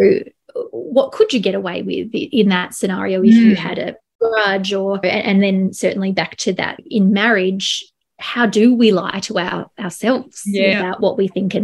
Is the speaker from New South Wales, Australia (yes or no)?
no; Melbourne, Victoria, Australia; I am from Melbourne